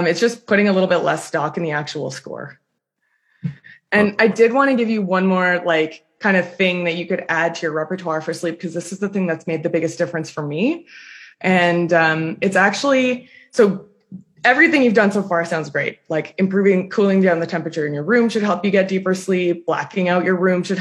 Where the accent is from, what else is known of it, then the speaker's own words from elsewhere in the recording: Toronto, Ontario, Canada; I'm from Toronto